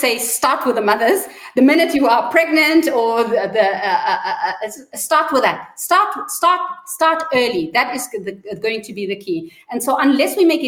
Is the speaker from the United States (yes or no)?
no; South Africa; I'm South African